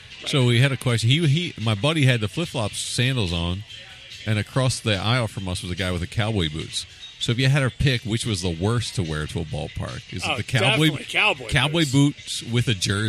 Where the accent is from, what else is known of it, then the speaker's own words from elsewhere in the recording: Philadelphia, Pennsylvania, United States; growing up in Philly